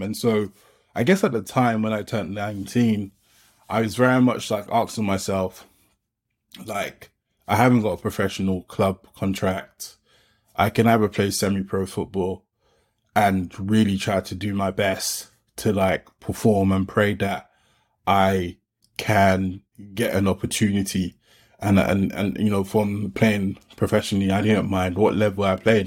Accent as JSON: {"language": "English", "region": "London", "country": "United Kingdom", "tie": "born or raised there", "said": "I grew up in Peckham, South London"}